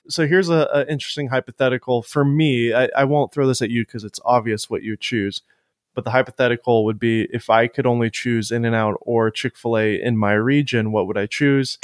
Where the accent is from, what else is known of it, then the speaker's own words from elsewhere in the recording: Florida, United States; now in Nashville, United States; I grew up going to Whataburger in Florida all the time when I was younger